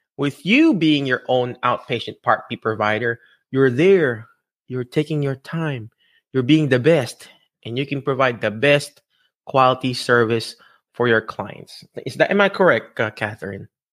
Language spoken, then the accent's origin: English; Philippines; accent: Filipino; my Filipino, my Filipino accent